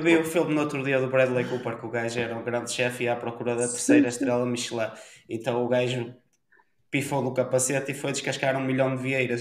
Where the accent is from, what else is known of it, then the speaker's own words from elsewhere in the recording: Ponte de Lima, Norte, Portugal; Eu vivo numa, numa vila pequena que sou de Ponte Lima